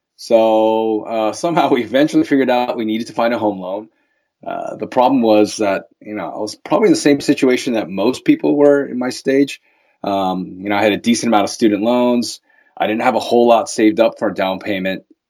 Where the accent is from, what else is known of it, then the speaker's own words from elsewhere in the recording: Baltimore, Maryland, United States; moved away as an adult; now in Los Angeles, United States; I'm originally from Baltimore, Maryland, or Balmer, as we call it